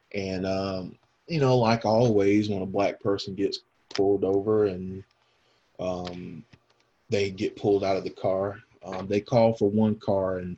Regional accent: the South, United States; I grew up here in the South

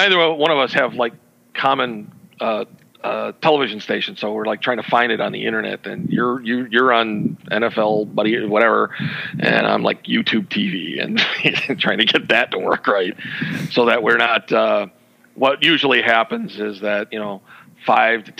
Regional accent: Chicago, Illinois, United States; Being a Chicagoan

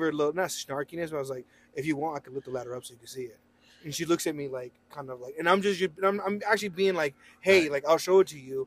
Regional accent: Roswell, New Mexico, United States; we are from Roswell

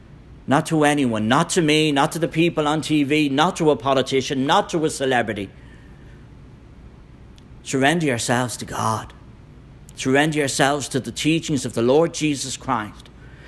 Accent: Ireland; As you know, I'm from Ireland. If you want to know about a dangerous church split, go to Ireland.

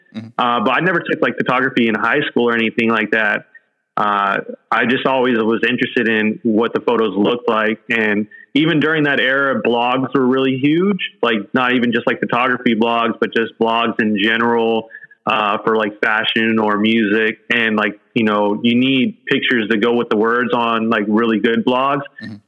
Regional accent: San Jose, California, United States; also born or lived in Oahu; now in San Francisco, United States; I grew up in San Jose, which is like an hour south of here.

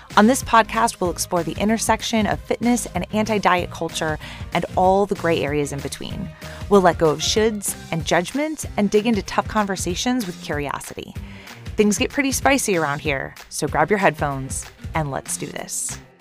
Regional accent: Ohio, United States; I'm from Ohio

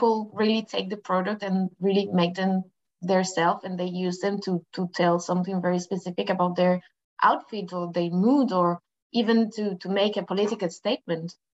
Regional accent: Madrid, Community of Madrid, Spain; English is a second language; moved away as an adult; I come from Madrid, from Spain, Madrid, and I come from a humble family from a workers neighborhood

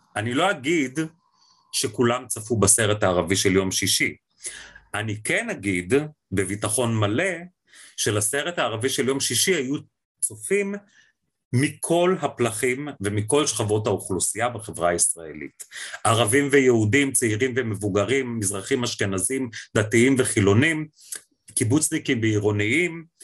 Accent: Israel; המקום שלנו כישראלים בתוך המזרח התיכון

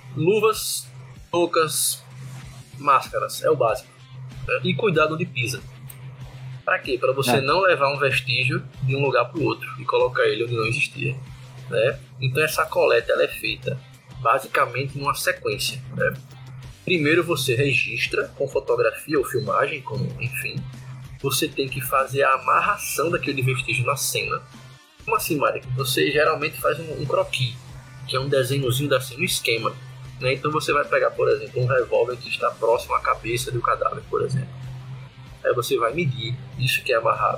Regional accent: Recife, Pernambuco, Brazil; moved away; also born or lived in Alagoas; sou pernambucano, recifense

